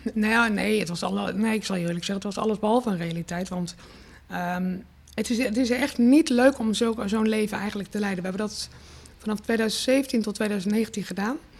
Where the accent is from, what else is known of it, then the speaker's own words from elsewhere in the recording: Rotterdam, South Holland, Netherlands; ik natuurlijk echt wel mezelf neer ook zet eh, terecht als een Rotterdamse.